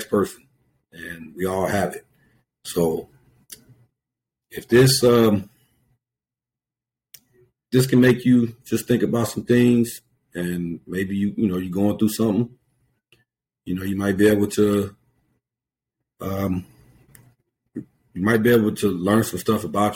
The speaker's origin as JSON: {"language": "English", "area": "Venice", "region": "California", "country": "United States", "said": "Our little neighborhood, I'm from Venice"}